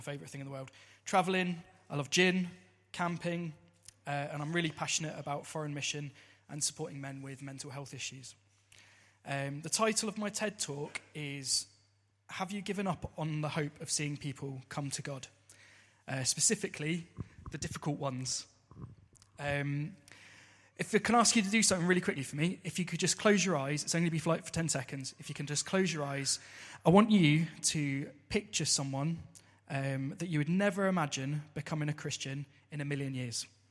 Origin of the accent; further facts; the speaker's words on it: Southampton, South East England, United Kingdom; I grew up in Southampton